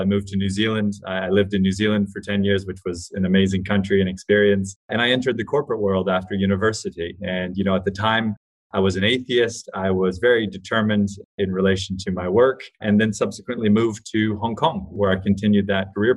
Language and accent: English; Hawaii, United States; I grew up in Hawaii with really hippie alternative parents